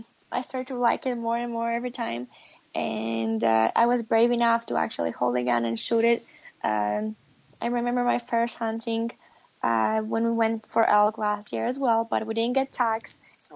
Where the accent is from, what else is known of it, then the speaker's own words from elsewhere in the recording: Poland; English is a second language; did not have that great breakfast like we do in Poland. So that's probably the biggest one that I'm missing from Poland.